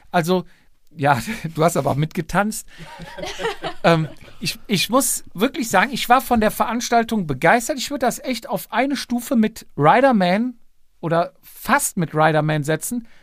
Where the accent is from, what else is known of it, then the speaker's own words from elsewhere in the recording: West Germany, Germany; darf ich das sagen als Wessi